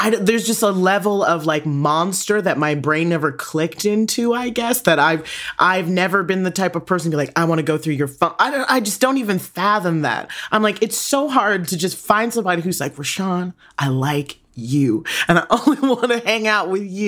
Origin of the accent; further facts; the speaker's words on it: Tacoma, Washington, United States; when I grew up in Tacoma, Washington